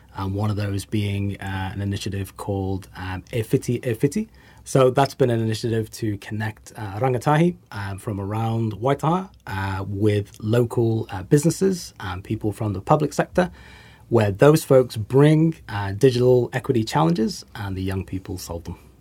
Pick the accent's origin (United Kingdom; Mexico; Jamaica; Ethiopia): United Kingdom; England; also born or lived in United States; now in New Zealand; I'm English